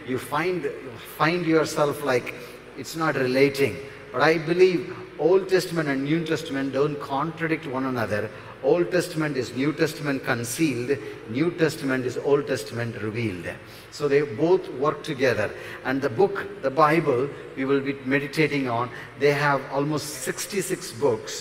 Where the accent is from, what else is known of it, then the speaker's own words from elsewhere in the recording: near Chennai, Tamil Nadu, India; near Chennai. One mark, you know. So South Indian Chennai. Are you Tamil? Of course